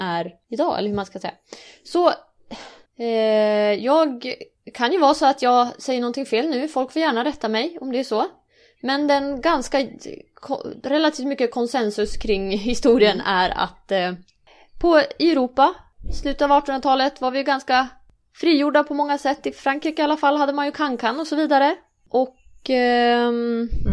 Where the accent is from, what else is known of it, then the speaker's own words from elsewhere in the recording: Umeå, Västerbotten County, Sweden; jag är ju från Umeå